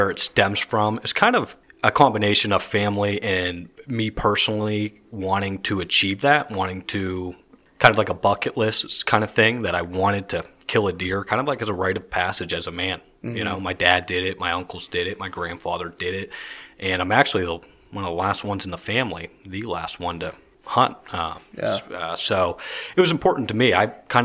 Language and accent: English; Pittsburgh, Pennsylvania, United States; moved away as an adult; also born or lived in Newcastle, Pennsylvania / Indianapolis; now in New Castle, United States; I grew up in Pittsburgh, born and raised